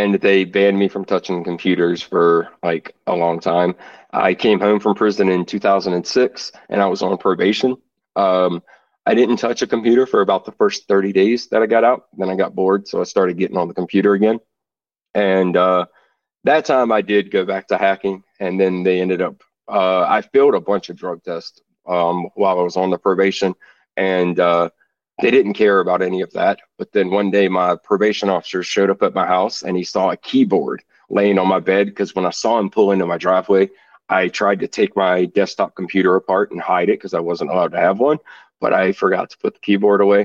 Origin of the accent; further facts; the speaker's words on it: Virginia, United States; I'm from Virginia